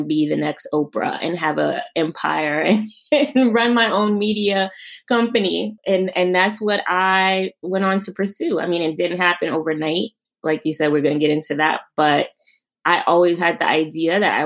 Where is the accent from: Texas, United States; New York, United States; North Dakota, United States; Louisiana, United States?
New York, United States; New York City; also born or lived in Queens, New York; I'm from New York. I'm from Brooklyn.